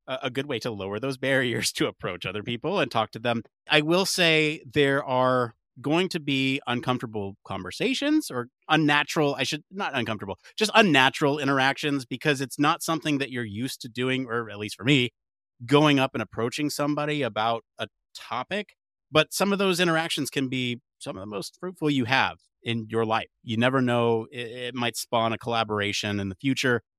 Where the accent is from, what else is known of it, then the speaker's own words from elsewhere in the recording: United States; the American in the room